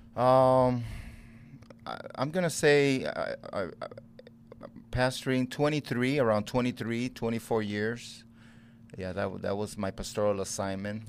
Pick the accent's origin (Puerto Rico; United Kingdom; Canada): Puerto Rico; moved away as an adult; also born or lived in Chicago; I was raised in Puerto Rico